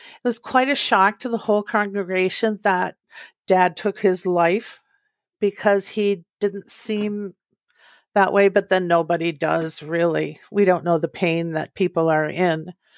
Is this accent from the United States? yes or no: yes; Eveleth, Minnesota, United States; I was born to Pat and Willie in northern Minnesota in a small town called Eveleth.